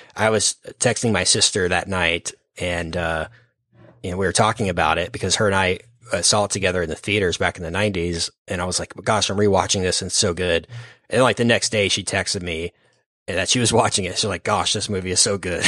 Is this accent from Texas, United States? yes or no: yes; Dallas, Texas, United States; we're from Dallas, Fort Worth